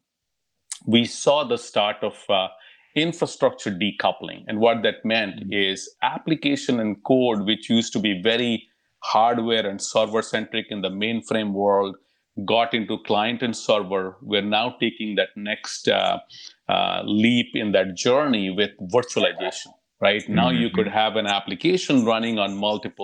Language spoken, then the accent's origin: English; India; moved away as an adult; also born or lived in Europe; now in California, United States; I was born and raised in India